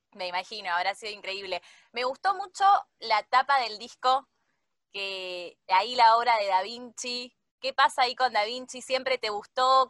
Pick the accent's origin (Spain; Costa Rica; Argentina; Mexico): Argentina; acá en Argentina le decimos boliche